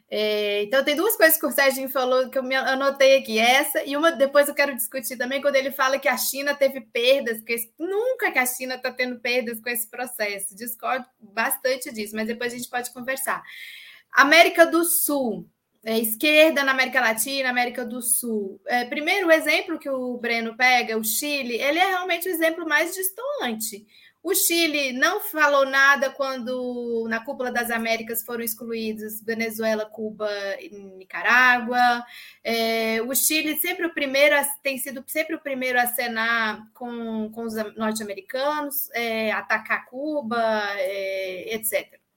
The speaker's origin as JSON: {"language": "Portuguese", "country": "Russia", "said": "não sei se é porque eu sou russa, mas, por exemplo, a Crimeia, desde o século XVIII, é russa"}